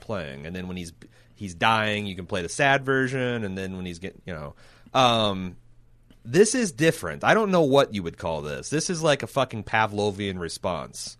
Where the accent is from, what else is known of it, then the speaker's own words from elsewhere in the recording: United States; we're stupid Americans